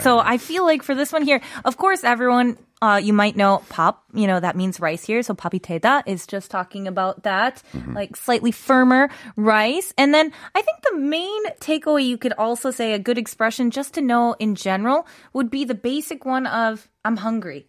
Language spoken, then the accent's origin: English; United States; moved away as an adult; also born or lived in Russia; now in Korea; I am American